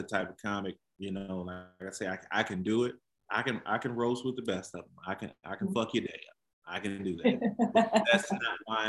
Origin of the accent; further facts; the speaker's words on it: Kankakee, Illinois, United States; I grew up in Kankakee, Illinois. So I'm about an hour south of Chicago